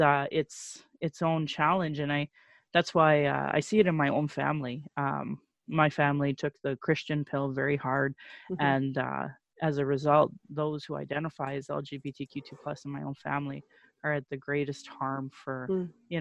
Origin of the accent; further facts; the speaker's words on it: Sylvan Lake, Alberta, Canada; now in Calgary, Canada; growing up in Sylvan Lake and a very anti-gay culture in central Alberta